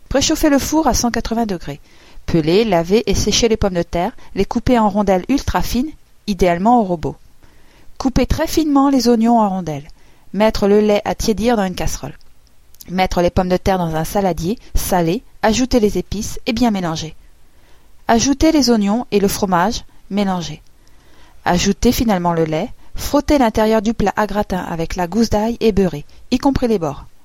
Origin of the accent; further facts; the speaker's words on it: Auvergne-Rhône-Alpes, France; Oui, pour ceux qui l'ignorent encore, je suis une savoyarde pur jus, juste un peu japonisée.